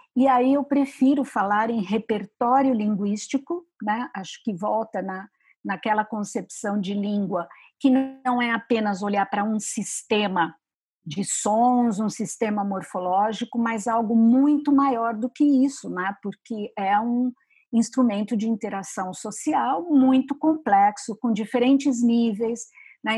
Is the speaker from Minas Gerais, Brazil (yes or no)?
no; São Paulo, Brazil; eu sou de São Paulo